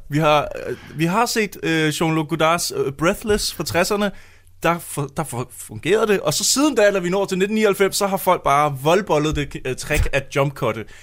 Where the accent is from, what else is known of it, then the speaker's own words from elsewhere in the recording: Holbæk, Zealand, Denmark; Nej, jeg er fra Holbæk.